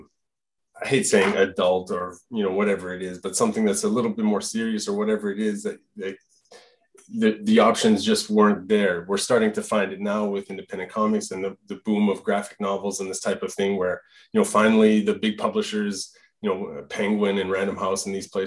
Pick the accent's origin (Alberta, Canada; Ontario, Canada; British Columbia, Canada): Alberta, Canada; first language French; English is a second language; also born or lived in Quebec; now in Gatineau, Canada; I'm from Alberta, Franco Albertan. So I grew up speaking French at HΩME with my parents